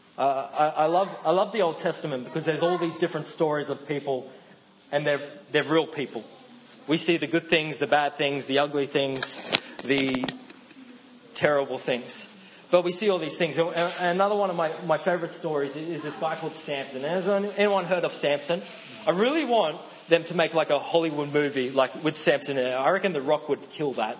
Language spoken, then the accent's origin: English; Australia; accent: Australian; Say it like an Australian. I know my accent's a little strong